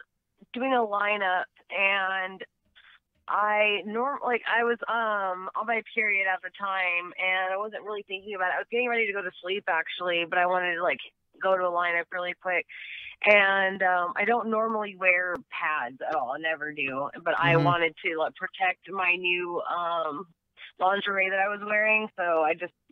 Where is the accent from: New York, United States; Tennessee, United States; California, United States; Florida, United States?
California, United States; near Palm Springs, Southern; In Southern California, in the desert part of Southern California